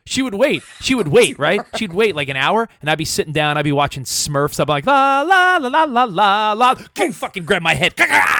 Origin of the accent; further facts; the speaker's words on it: New York, United States; now in Los Angeles, United States; I live in LA now, but I grew up in New York with loud people, all my friends and family.